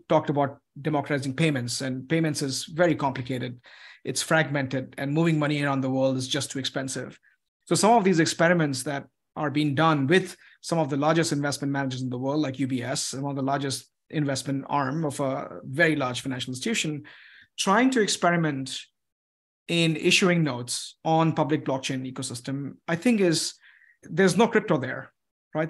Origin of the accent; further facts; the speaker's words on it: United States; as an American